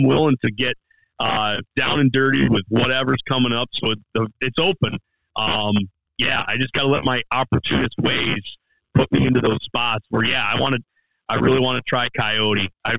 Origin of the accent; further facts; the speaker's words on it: Michigan, United States; I'm from the Midwest, and I'm still a Michigan boy who's just kind of wet behind the ears getting out places. So I've had a lot of Michigan delight stuff.